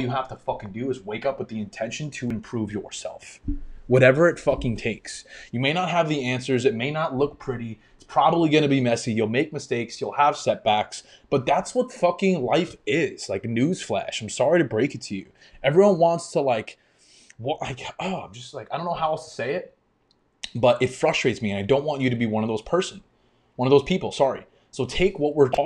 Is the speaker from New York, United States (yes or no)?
yes; New York, United States; moved away as an adult; now in Florida, United States; I grew up in New York and I moved to Florida exactly almost a year ago now.